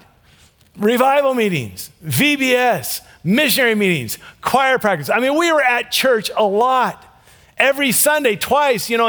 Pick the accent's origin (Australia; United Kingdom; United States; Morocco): United States; Ruston, Louisiana; I was born in Ruston, Louisiana